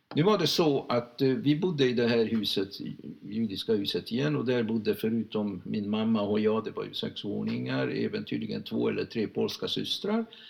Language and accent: Swedish; Budapest, Hungary; Swedish is a second language; moved away as an adult; also born or lived in Lund; now in Sweden; Jag agerar inte som en ungrare, jag agerar som en svensk